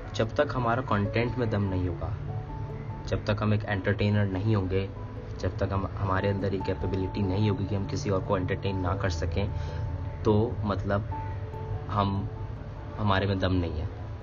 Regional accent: Delhi, India; now in Mumbai, India; originally मैं दिल्ली से हूँ लेकिन कुछ सालों से मैं बॉम्बे में हूँ

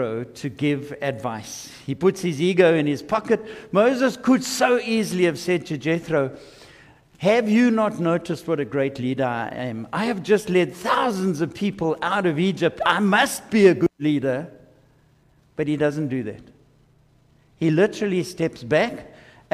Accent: South Africa; I am a South African

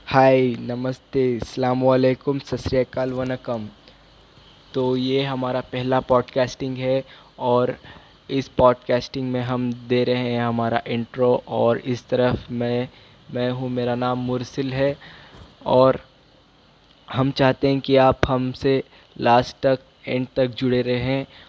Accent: Bangalore, Karnataka, India; मैं बैंगलोर से बिलोंग करता हूँ

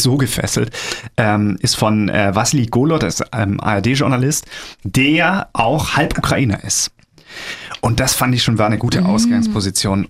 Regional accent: Germany; bei uns in Deutschland

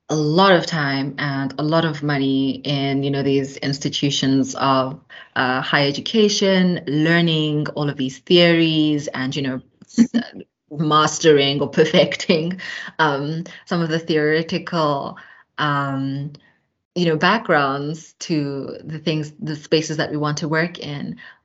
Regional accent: Eastern Cape, South Africa; also born or lived in Johannesburg; my unique perspective as a South African who, you know, is from the Eastern Cape, from Johannesburg

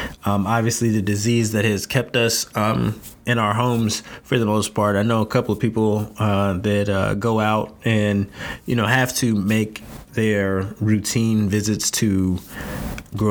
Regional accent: North Carolina, United States; moved away; I'm from North Carolina

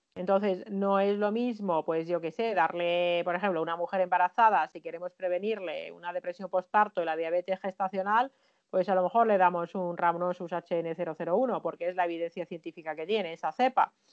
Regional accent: Finland; en mi país, en Finlandia

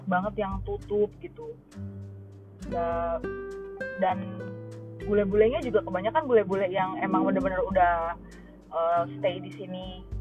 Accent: Jakarta, Indonesia; jadi aku kayak berusaha ngejelasin oh iya aku dari Jakarta maksudnya ngejelasin bahwa, supaya mereka tahu bahwa Indonesia itu nggak cuma Bali doang

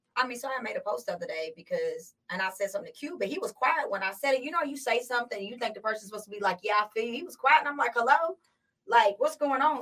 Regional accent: United States; also born or lived in California; I relate more to the Black community, okay. simply because I was raised in America.

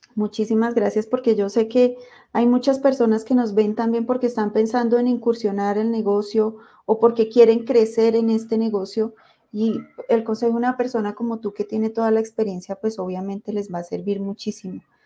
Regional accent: Colombia; los que somos de Colombia

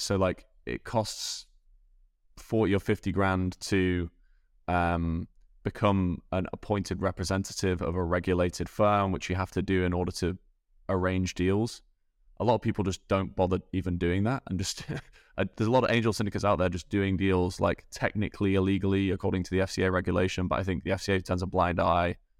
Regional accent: Scunthorpe, Yorkshire and the Humber, United Kingdom; moved away; also born or lived in Dublin; grew up in England, born in a place called Scunthorpe in the north of England.

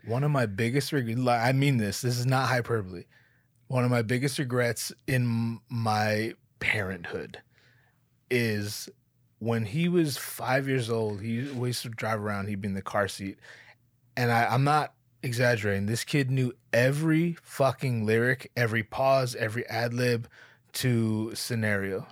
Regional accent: Northern California, United States; I grew up in Northern California.

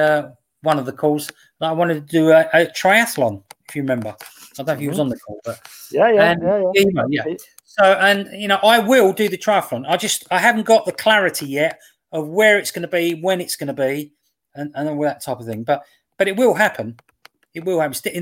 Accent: England, United Kingdom

